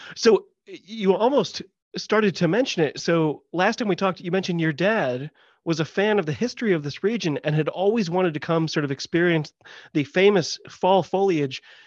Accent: United States; I'm an American

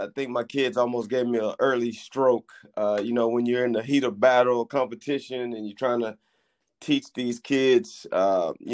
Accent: La Marque, Texas, United States; I grew up in Lamarck, Texas, and grew up in a single-parent household

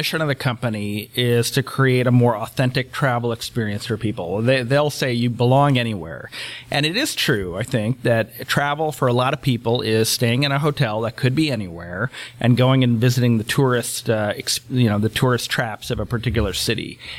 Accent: Cleveland, Ohio, United States; Like, I'm from Cleveland, Ohio. I cannot imagine that it's very high on anybody's travel list.

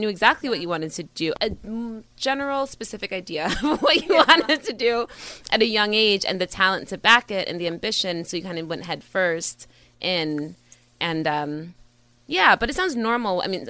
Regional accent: the Catskills, New York, United States; I grew up in a super musical household, but I grew up in the Catskill Girls. There was like there's country music stations.

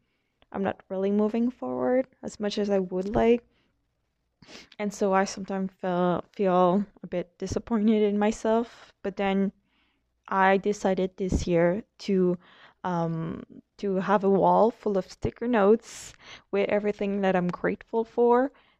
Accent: Quebec, Canada; I'm from Quebec, Canada

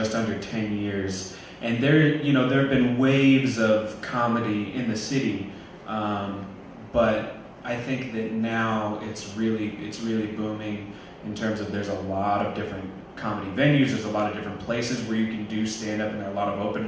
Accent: Omaha, Nebraska, United States; where are you from? I'd say, Omaha.

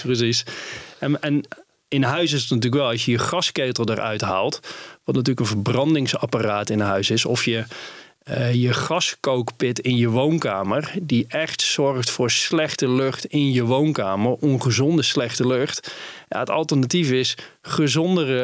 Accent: Netherlands; ik als Nederlander

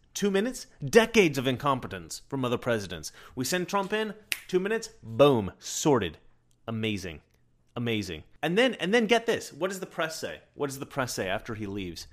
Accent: Oregon, United States; also born or lived in New York; In Oregon, we pride ourselves on our honesty.

